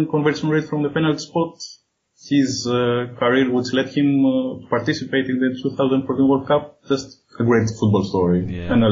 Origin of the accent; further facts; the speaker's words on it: Athens, Attica, Greece; for those of you who live in here. Uh, I was born and raised in Athens, Greece, and uh, I'm a journalist and a freelance writer by profession.